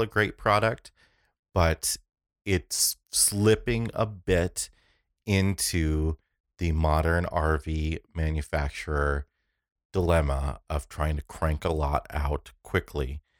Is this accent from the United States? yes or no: yes; United States; I'm originally from an area called the Quad Cities